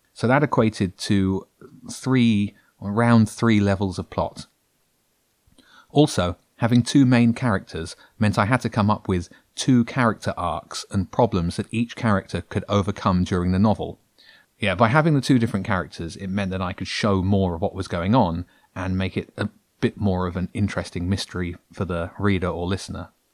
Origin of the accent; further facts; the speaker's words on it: Brighton, South East England, United Kingdom; I'm a guy from Brighton